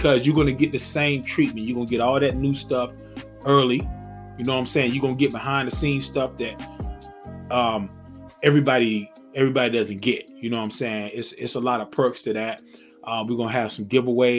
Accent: Zebulon, North Carolina, United States; moved away as an adult; now in Georgia, United States; my home state, my hometown, Zebulon, North Carolina

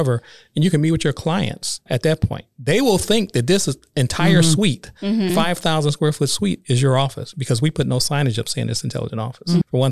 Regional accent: Detroit, Michigan, United States; moved away; I grew up in the roughest sections of Detroit.

